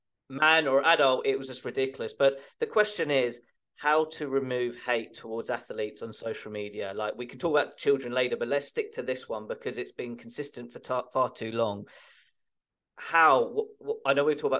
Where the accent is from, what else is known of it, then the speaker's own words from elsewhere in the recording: England, United Kingdom; we're both English